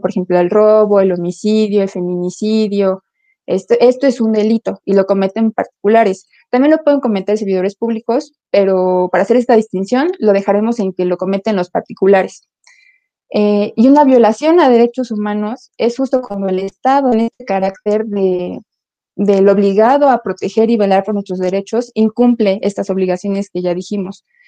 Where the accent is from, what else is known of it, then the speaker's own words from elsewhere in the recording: Mexico; nosotros como ciudadanos, como sociedad mexicana